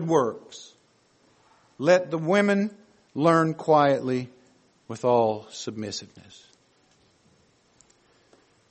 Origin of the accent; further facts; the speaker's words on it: the South, United States; we grew up in the South